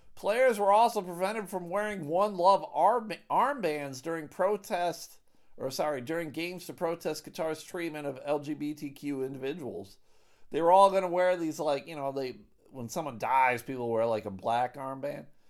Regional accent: United States; As an American

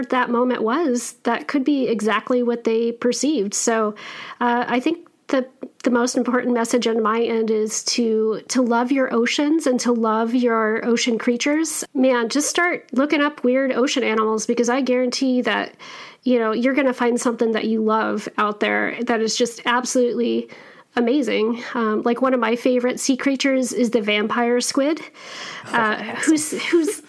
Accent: Wyoming, United States; Cowgirl like I grew up in Wyoming

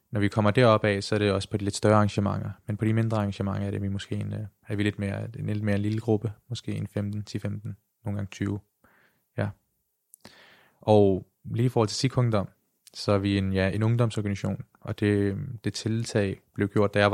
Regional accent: Denmark; født og opvokset i Danmark.

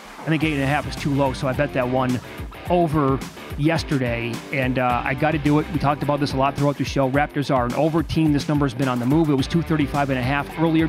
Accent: Midwest, United States; moved away; growing up in the Midwest

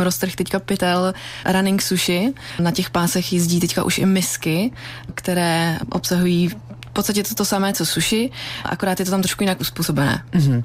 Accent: Czechia

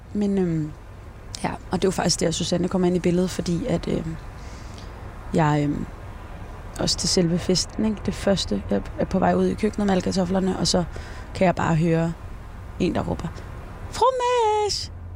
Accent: Denmark; born or raised there; now in Esbjerg, Denmark

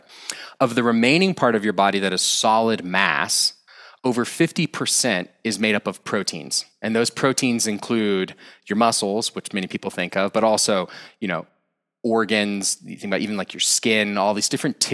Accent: Austin, Texas, United States; moved away as an adult; also born or lived in France / India; now in Boulder, United States; I was originally from Austin, Texas

